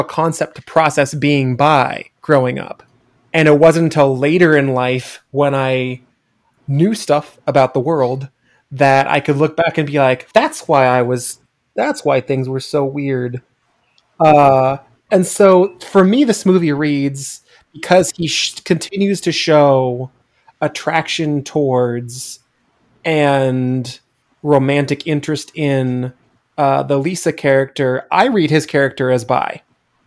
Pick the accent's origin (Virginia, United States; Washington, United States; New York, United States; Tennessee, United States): Washington, United States; Eastern; I grew up in Eastern Washington